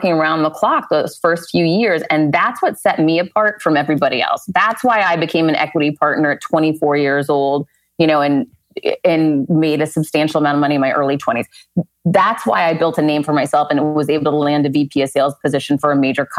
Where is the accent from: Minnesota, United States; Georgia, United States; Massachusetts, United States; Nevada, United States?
Massachusetts, United States; Worcester; now in Miami, United States; growing up in Worcester, it was so incredibly different.